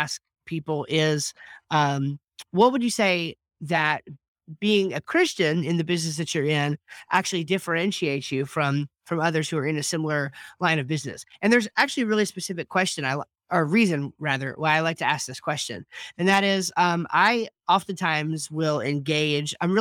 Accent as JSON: {"language": "English", "region": "New Jersey", "country": "United States", "moved": "as an adult", "lives_now": "North Carolina, United States", "said": "I'm actually from New Jersey originally"}